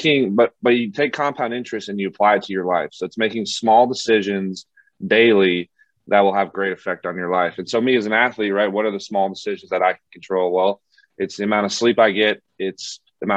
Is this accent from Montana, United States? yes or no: yes; Bozeman, Montana, United States; moved away as an adult; now in Seattle, United States; born and raised in Bozeman